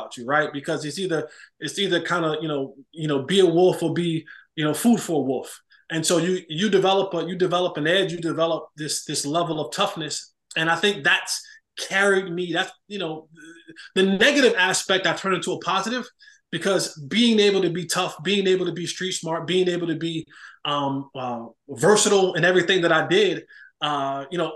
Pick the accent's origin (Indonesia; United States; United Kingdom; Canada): United States; Roselle, New Jersey; I was born and raised in New Jersey, Roselle, New Jersey